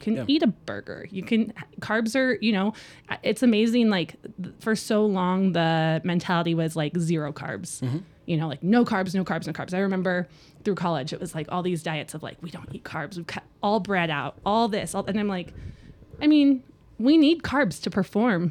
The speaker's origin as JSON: {"language": "English", "town": "Bellevue", "region": "Washington", "country": "United States", "tie": "born or raised there", "moved": "as an adult", "lives_now": "Rexburg, United States", "said": "I was born in Bellevue, Washington"}